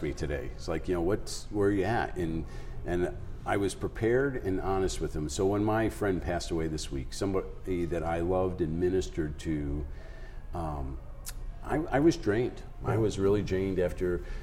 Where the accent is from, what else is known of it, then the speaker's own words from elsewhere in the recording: East Coast, United States; now in South Dakota, United States; I grew up on the East Coast, so everything was rush